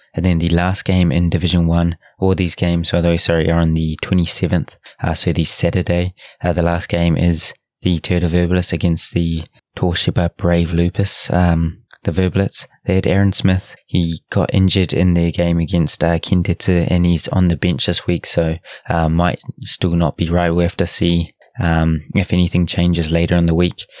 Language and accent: English; New Zealand; accent: Kiwi; now in Japan; I know I sound as probably as boring as, uh, normal with my Kiwi accent